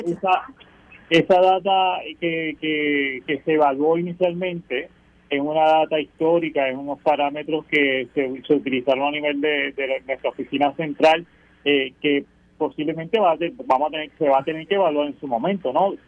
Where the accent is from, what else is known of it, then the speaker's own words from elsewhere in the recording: Puerto Rico; soy de aquí, que soy puertorriqueño